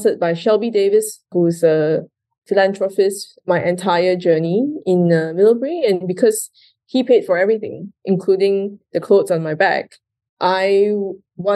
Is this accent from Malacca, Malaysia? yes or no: no; Kuala Lumpur, Malaysia; moved away as an adult; also born or lived in India; I was actually born and raised in Malaysia, in Kuala Lumpur